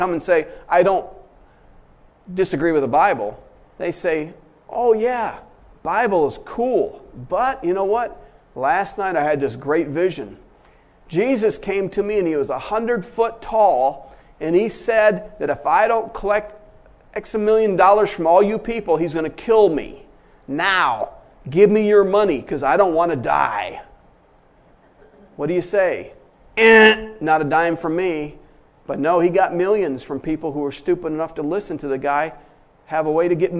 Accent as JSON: {"language": "English", "region": "Michigan", "country": "United States", "said": "went to Florida when I was from Michigan"}